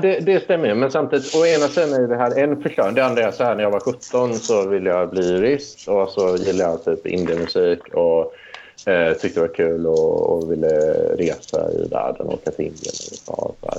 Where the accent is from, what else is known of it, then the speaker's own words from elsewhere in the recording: Deje, Värmland, Sweden; moved away; also born or lived in Tidaholm / Lund; första åren när jag växte upp, då, då, då växte jag upp i så här riktig arbetarkommun. Det är ju liksom mindre, mindre än Tidaholm till och med, liksom, eh, där jag gick i plugget. Så det är ju Deje då, där bodde 3000 pers.